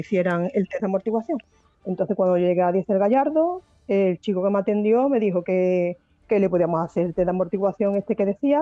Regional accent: Seville, Andalusia, Spain; yo soy de Sevilla

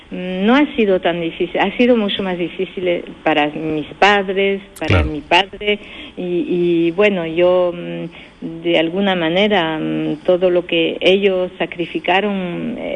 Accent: San Fernando, Andalusia, Spain; now in France; Nacida en España y, aquí en Francia desde muchísimos años y con la doble nacionalidad y, con esta doble cultura

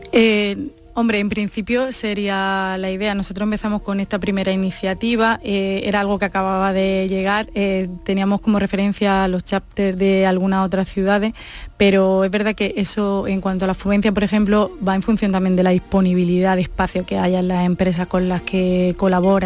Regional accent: Almería, Andalusia, Spain; also born or lived in Granada; yo soy de Almería, aunque ah. estudié en Granada

